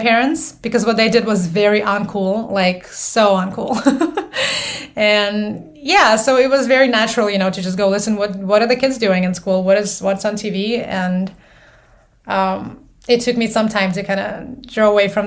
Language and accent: English; Moldova; moved away; I'm originally from Moldova, so that's post-Soviet world